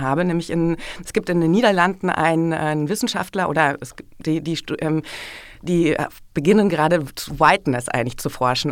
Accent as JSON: {"language": "German", "country": "Germany", "said": "bei uns in Deutschland"}